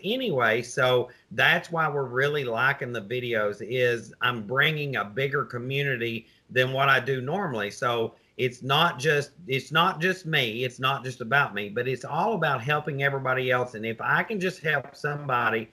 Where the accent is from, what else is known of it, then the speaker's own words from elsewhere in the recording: the South, United States; I'm a Southerner